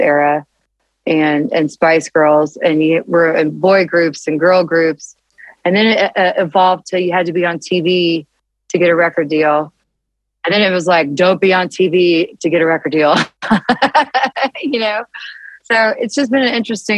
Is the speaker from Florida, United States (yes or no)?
no; Nashville, Tennessee, United States; I grew up in Nashville